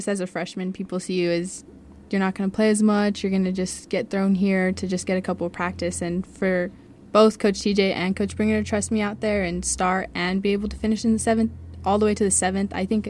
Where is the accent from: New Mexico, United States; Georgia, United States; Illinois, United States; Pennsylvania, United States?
New Mexico, United States; Las Cruces; I'm from Cruces